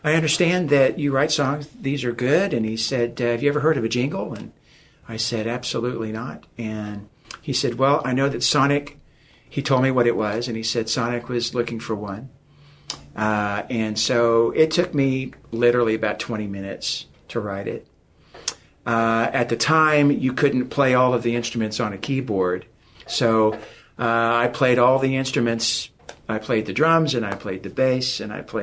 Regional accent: Oklahoma, United States; I'm from Oklahoma

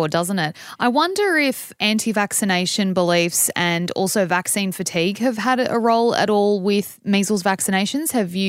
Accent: Australia; I grew up in Australia. I went to school in Australia

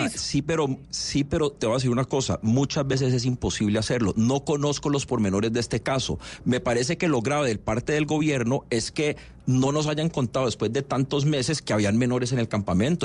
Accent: Colombia; a mí como colombiano

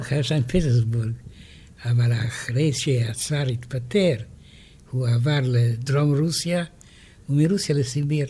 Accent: France; now in Israel; אני גדלתי בצרפת, אבל הסביבה של ההוריי היו רוסים

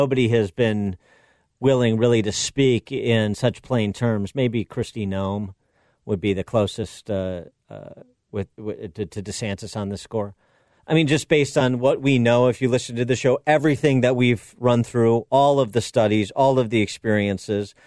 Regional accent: Illinois, United States; Illinois, my home state

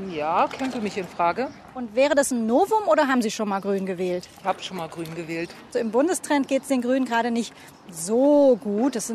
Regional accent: Baden-Württemberg, Germany; Ich komme aus Baden-Württemberg.

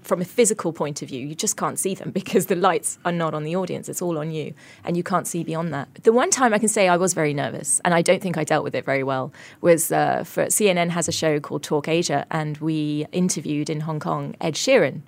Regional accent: coastal town in England, United Kingdom; moved away as an adult; now in Singapore; my hometown, which was this coastal town in England

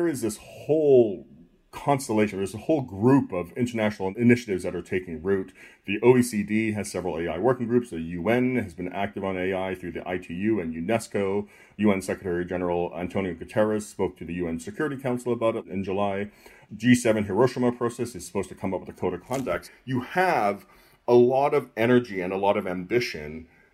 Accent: Canada; moved away; I'm originally from Canada

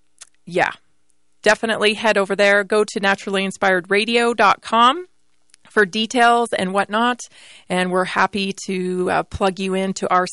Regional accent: Canada; now in United States; I was born and raised in Canada

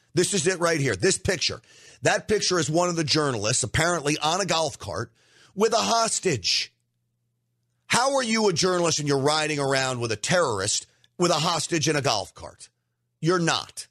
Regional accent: United States; I'm an American first

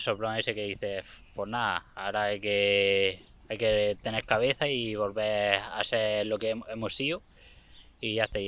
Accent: Fuente Álamo, Region of Murcia, Spain; Empecé aquí a correr en Fuente Amo y en las cuadras de Río, que es mi pueblo donde vivo. Y de aquí no me voy

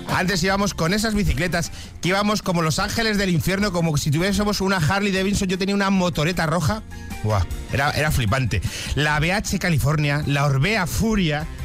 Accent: Madrid, Community of Madrid, Spain; como madrileño

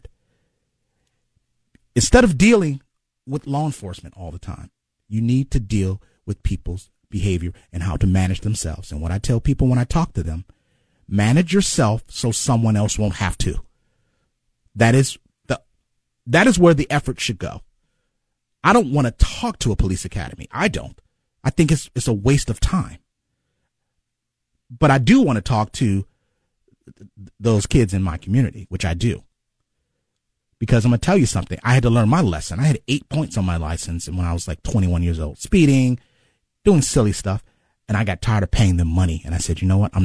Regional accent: Cleveland, Ohio, United States; also born or lived in Chicago; I grew up in Glenville my whole life.

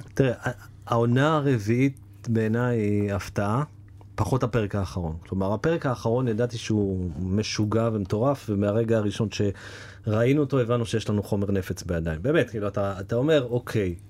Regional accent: Jerusalem, Jerusalem District, Israel; moved away; שנינו ירושלמים במקור

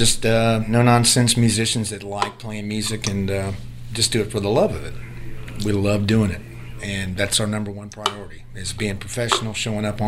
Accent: area 30 miles northwest of Port St. Joe, Florida, United States; also born or lived in Port St. Joe, Florida; I'm originally born in Port St. Joe, which is 30 miles right southeast of here, but grew up my entire life here

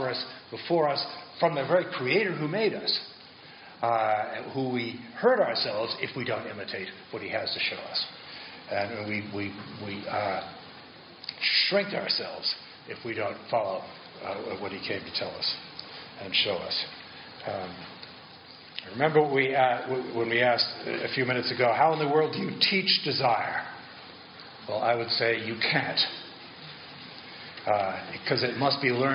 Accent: Massachusetts, United States; I come from Massachusetts

